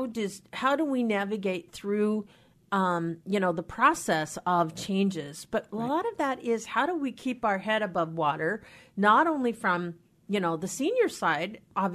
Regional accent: Anacortes, Washington, United States; My hometown.

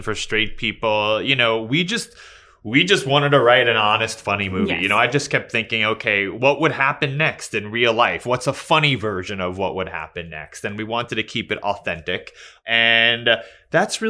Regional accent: New York City, New York, United States; I'm a New Yorker. I grew up in New York.

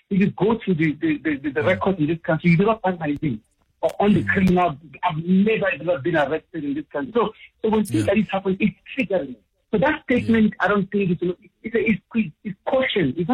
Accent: Gauteng, South Africa; also born or lived in Bedfordview; I identify as Nigerian as much as identify as South African. I mean, I've lived here all my life.

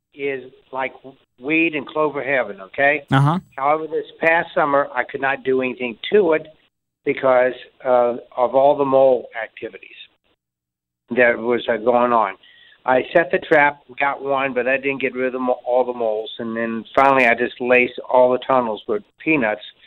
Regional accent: Ellisville, Missouri, United States; I grew up in Ellisville, but Eureka was is very close

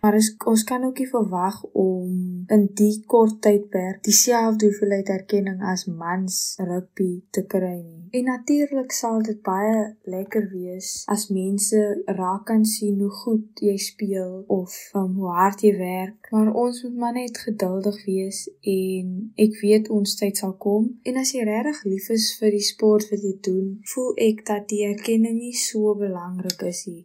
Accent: Goedverwag, Western Cape, South Africa; Ek is van Goedverwag ongeveer so 20 km buite Boketberg

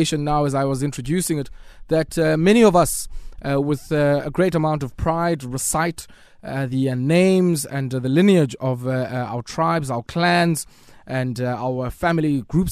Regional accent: Eastern Cape, South Africa; where I grew up in the Eastern Cape was largely a stronghold of the Abatimbu

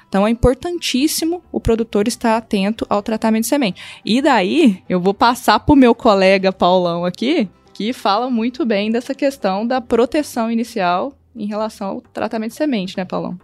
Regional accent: Lavras, Minas Gerais, Brazil; eu sou mineira, natural de Lavras

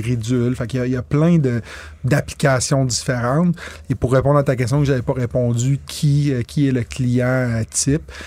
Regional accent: Quebec, Canada; je suis un Québécois pur laine.

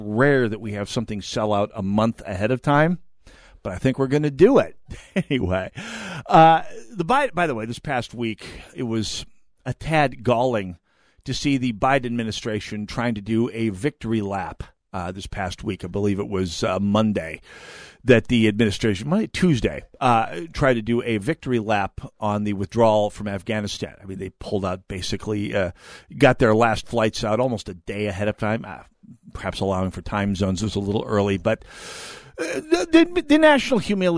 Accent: United States; as an American

